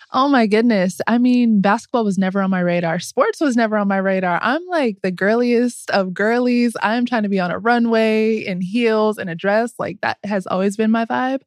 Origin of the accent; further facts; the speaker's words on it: Southern California, United States; moved away as an adult; also born or lived in Atlanta; growing up in Southern California